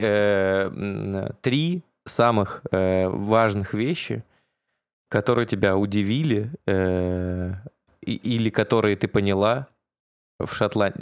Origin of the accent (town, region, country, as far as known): Orenburg, Orenburg Oblast, Russia; now in Moscow, Russia